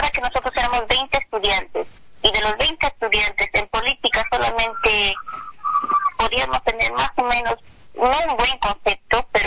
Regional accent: Huancavelica, Peru; now in Lima, Peru; yo soy de Huancabelica

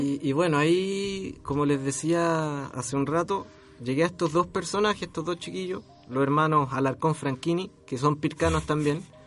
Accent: Chile; yo tengo un instrumento que es único en mi país

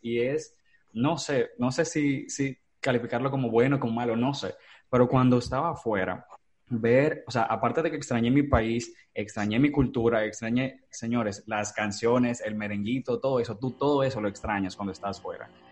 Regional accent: Dominican Republic; yo soy dominicano soy orgulloso

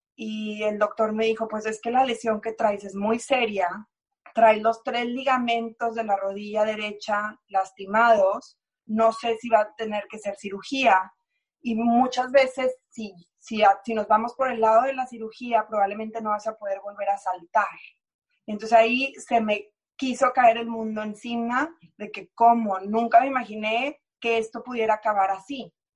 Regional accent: Mexico; moved away as an adult; also born or lived in Houston, United States

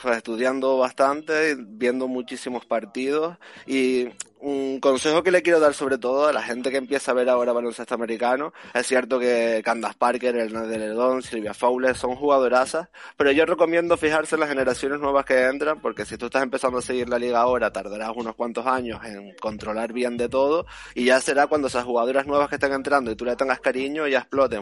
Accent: Canary Islands, Spain; yo que soy canario

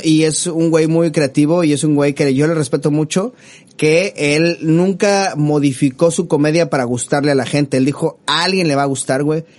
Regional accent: Mexico City, Mexico; uno como chilango

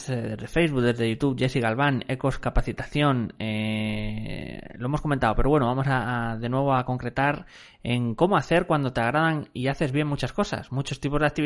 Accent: Mexico; soy … de México

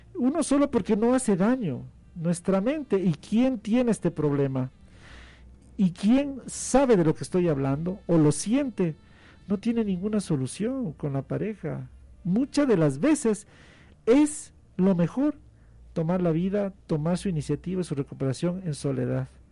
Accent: Ecuador; como muchos ecuatorianos

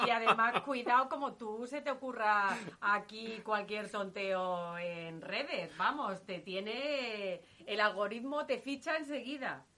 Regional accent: Guadalajara, Castilla-La Mancha, Spain; yo que soy de Guadalajara

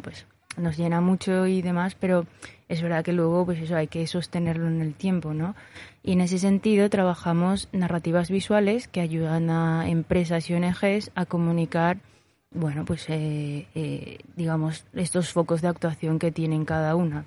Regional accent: Paraguay; moved away as an adult; now in Zaragoza, Spain; yo llevo tres años en Zaragoza, eh, vengo de Paraguay

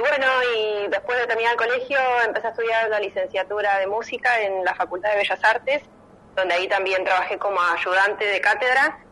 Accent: La Plata, Buenos Aires Province, Argentina; moved away as an adult; now in Buenos Aires, Argentina; yo soy platense y cuando decidí mudarme a Capital

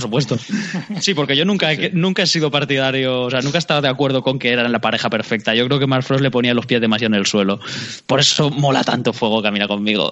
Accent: Alicante, Valencian Community, Spain; los dos somos de Alicante

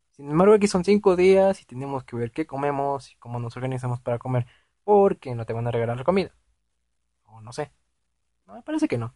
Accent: Mexico City, Mexico; Yo soy del DF

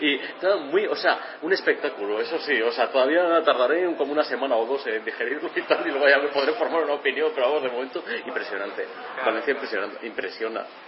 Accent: Valladolid, Castile and León, Spain; yo soy de Valladolid y en aquella época pues tendría como 16 17 años

